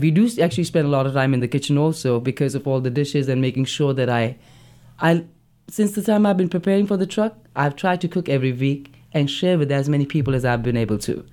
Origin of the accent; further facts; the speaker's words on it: Delhi, India; moved away; from Delhi, I'm from North India